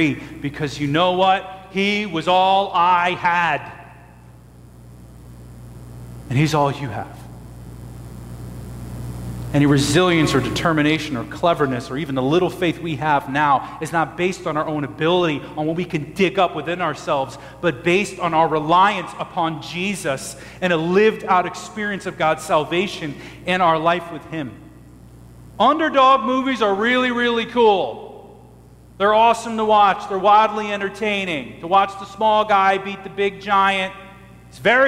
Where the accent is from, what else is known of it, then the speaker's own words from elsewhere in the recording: United States; I am an American